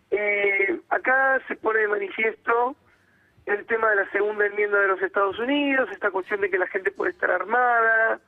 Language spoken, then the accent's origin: Spanish; Argentina; now in United States